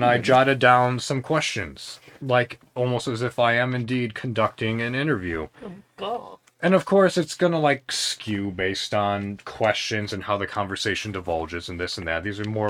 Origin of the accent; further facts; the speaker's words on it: Illinois, United States; I'm initially from Illinois.